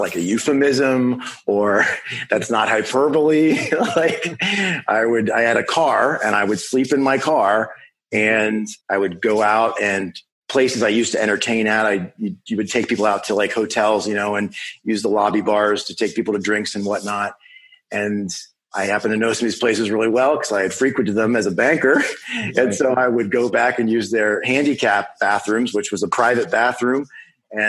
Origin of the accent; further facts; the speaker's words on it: Western Pennsylvania, United States; moved away as an adult; also born or lived in Minneapolis, Minnesota / Chicago, Illinois; I live in Pittsburgh, Pennsylvania, and I'm originally from Western Pennsylvania